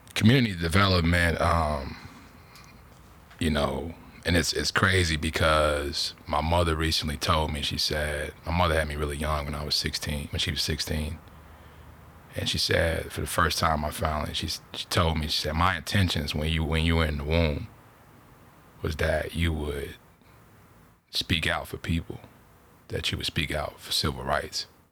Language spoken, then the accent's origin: English; Chicago, Illinois, United States; moved away as an adult; also born or lived in Mississippi / Beaver Dam, Wisconsin; now in California, United States; I'm from Chicago. Uh, moved here exactly February fifth, two thousand fourteen